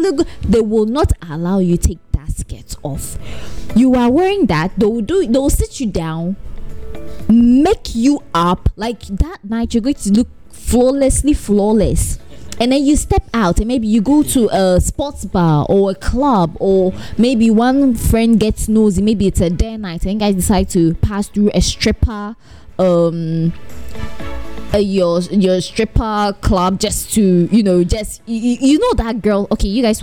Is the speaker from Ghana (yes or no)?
yes; Ghana; I'm typical Ghanaian